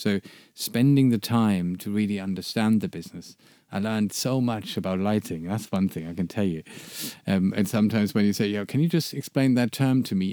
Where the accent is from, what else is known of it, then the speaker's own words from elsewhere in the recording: Germany; I'm from Germany